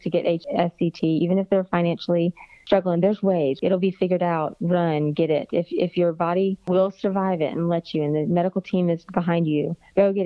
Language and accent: English; Florida, United States; moved away as an adult; now in Alabama, United States; I'm from Florida and I thought I was coming up here to Alabama, which was north to me